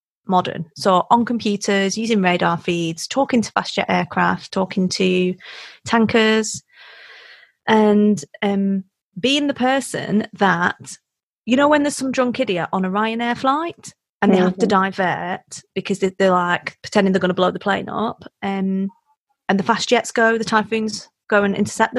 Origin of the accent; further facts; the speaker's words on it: Wigan, North West England, United Kingdom; also born or lived in South Africa; I'm from Wigan.